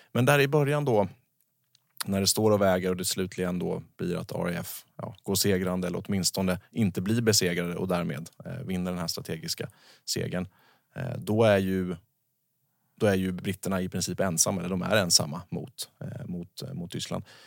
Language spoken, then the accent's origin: Swedish; Sweden; som svensk eh, fredsskadad person